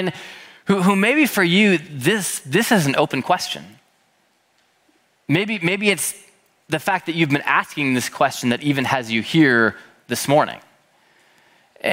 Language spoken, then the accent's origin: English; Minneapolis, Minnesota, United States; I was born and raised in Minneapolis, Minnesota by my parents, Jeff and Renee.